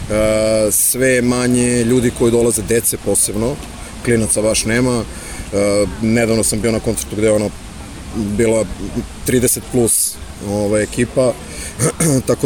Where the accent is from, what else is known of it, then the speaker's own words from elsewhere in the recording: Belgrade, Serbia; Dolazim iz Beograda